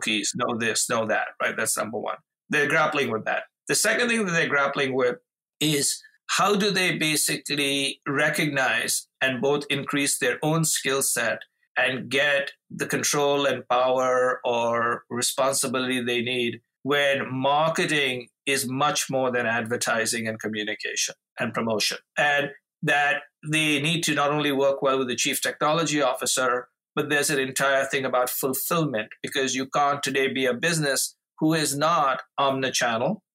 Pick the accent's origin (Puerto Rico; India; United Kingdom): India; moved away as an adult; now in Chicago, United States; growing up in India to my parents who were voracious readers